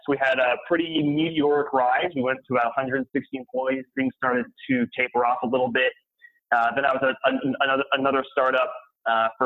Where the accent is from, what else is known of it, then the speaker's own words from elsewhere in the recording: San Diego, California, United States; moved away as an adult; also born or lived in Provo, Utah; I'm born and raised in San Diego.